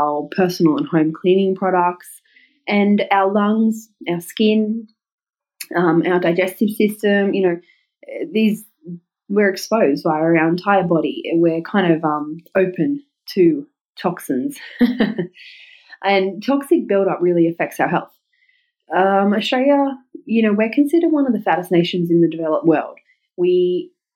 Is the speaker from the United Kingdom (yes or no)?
yes; Newcastle upon Tyne, North East England, United Kingdom; Newcastle here in my hometown